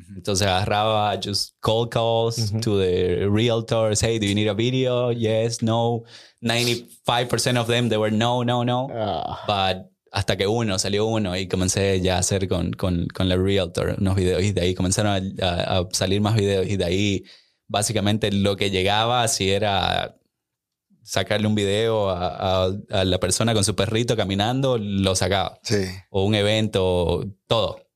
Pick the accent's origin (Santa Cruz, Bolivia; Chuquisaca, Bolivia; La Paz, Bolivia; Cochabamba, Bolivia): Santa Cruz, Bolivia; Santa Cruz de la Sierra; now in Austin, United States; yo soy originalmente de Bolivia, de Santa Cruz, Bolivia